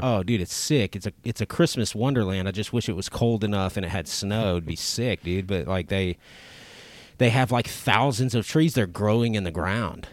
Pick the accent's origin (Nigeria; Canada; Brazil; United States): United States; Lake Charles, Louisiana; I grew up in Lake Charles